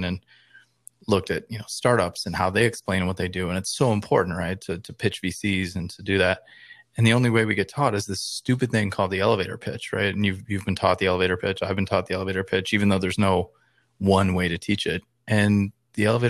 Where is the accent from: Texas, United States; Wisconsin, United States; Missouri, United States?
Wisconsin, United States; I grew up in Wisconsin